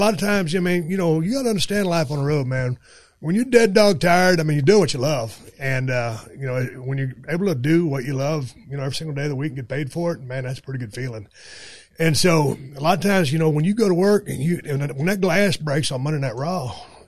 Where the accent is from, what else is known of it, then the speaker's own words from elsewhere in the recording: South Texas, United States; now in Los Angeles, United States; I'm from South Texas